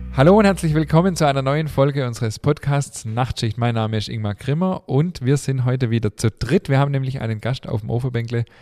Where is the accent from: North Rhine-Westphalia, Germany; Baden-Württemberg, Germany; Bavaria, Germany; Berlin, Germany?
Baden-Württemberg, Germany; Stuttgart; accent: Swabian; ich bin ja gebürtiger Stuttgarter